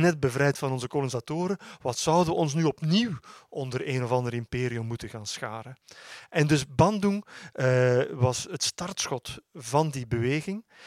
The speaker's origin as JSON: {"language": "Dutch", "region": "Flanders", "country": "Belgium", "tie": "born or raised there", "said": "heb zelf nog op, op mijn middelbare school in, eh, in Vlaanderen"}